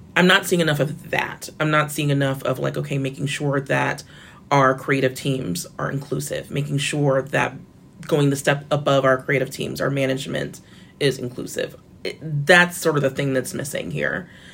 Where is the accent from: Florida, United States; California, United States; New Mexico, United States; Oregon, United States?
Florida, United States; I'm from Florida